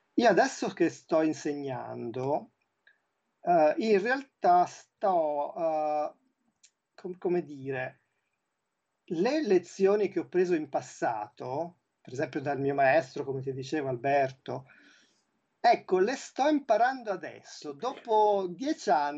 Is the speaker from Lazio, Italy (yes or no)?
no; Tuscany, Italy; moved away as an adult; also born or lived in Milan; io appunto sono toscano, sì. però da vent'anni vivo a metà fra, fra, fra, i, fra i, due luoghi